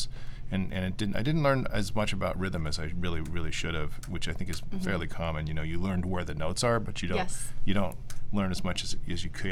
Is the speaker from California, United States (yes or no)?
yes; California, United States; where I grew up in California